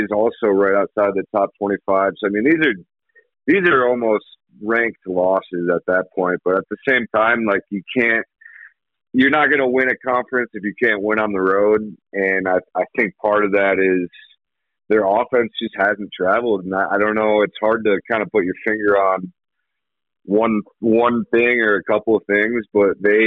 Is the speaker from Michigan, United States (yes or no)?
yes; Michigan, United States; moved away as an adult; also born or lived in Tampa, Florida / Gillette, Wyoming; now in Laramie, United States; I grew up in Michigan, and then went to school in Tampa, and then I moved.